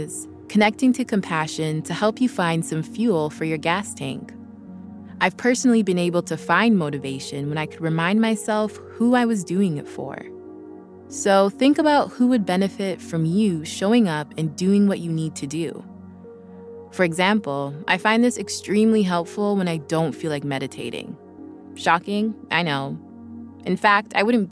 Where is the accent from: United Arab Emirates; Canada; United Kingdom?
Canada; Vancouver, British Columbia; now in Los Angeles, United States; I live in LA now, but a few weeks ago, I was working remotely from Vancouver while visiting my family. It was so nice being back home